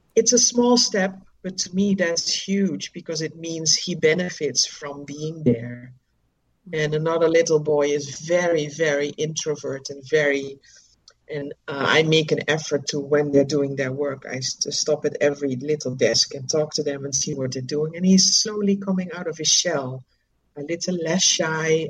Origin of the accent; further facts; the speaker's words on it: Netherlands; moved away as an adult; now in Dominica; I'm originally from the Netherlands and I knew I didn't want to continue living there